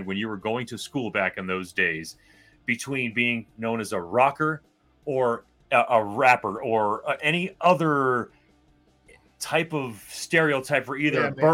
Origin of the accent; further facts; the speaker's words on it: South Florida, United States; We had to deal with a lot of gang culture growing up in South Florida at the time